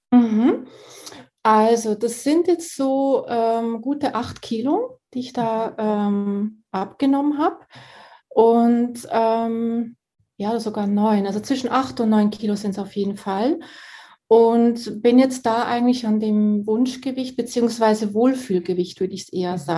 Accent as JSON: {"language": "German", "country": "Switzerland", "said": "Und ich komme ja aus der Schweiz, von daher sind wir hier an der Quelle."}